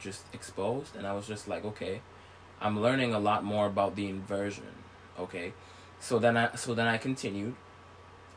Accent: St. Vincent & Grenadines; I was born in St. Vincent

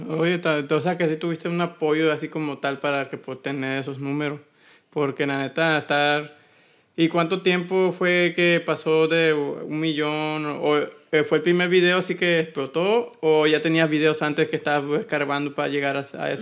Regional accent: Hermosillo, Sonora, Mexico; mi tierra, que es Hermosillo Sonora

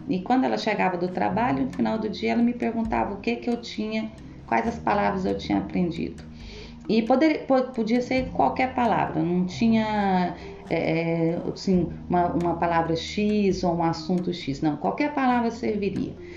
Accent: Goiânia, Goiás, Brazil; moved away as an adult; now in Belgium; eu sou de Goiânia

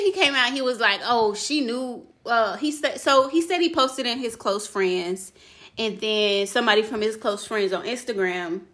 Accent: Louisiana, United States; moved away; we're from Louisiana, and so we had family there

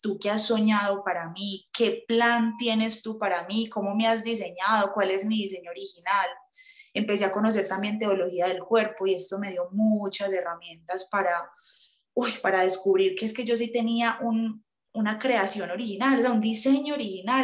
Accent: Medellín, Antioquia, Colombia; soy de Medellín

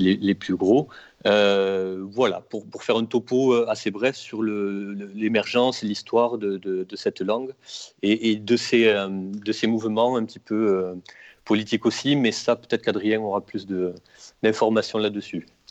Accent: Toulouse, Occitania, France; now in Samatan, France; j'ai vécu à Toulouse, je suis né à Toulouse

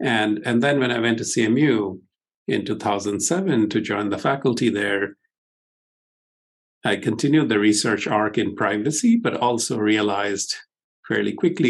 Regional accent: India; moved away as an adult; also born or lived in Stanford / Pittsburgh; I grew up in India

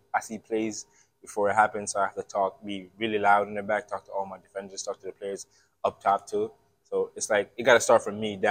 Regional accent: Jamaica; also born or lived in Bronx, New York; now in Scranton, United States; I'm originally from Jamaica.

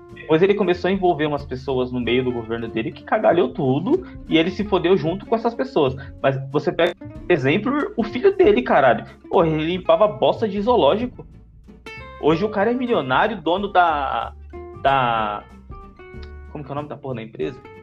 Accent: Brazil; É o que eu sinto como brasileiro

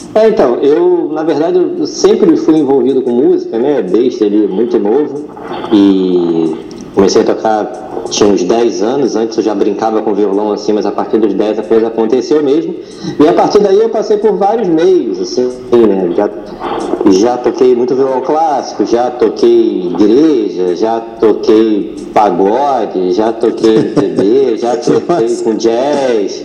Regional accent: Rio de Janeiro, Brazil; Eu nasci no, Rio de Janeiro, na Zona Oeste, em Jacarepaguá

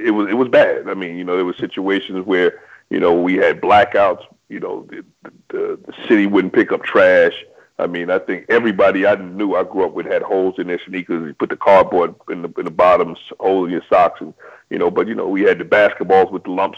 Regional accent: New York City, New York, United States; I grew up in Highbridge, man, over, you know, right on the hill up there, 169th in Ogden.

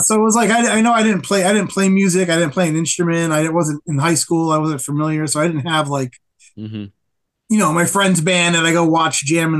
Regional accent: Springfield, Massachusetts, United States; So I'm from Western Massachusetts

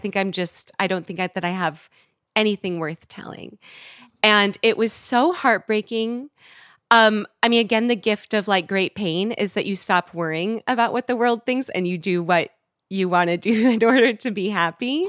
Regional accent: West Coast, United States; moved away as an adult; also born or lived in Washington, D.C.; I'm from the West Coast

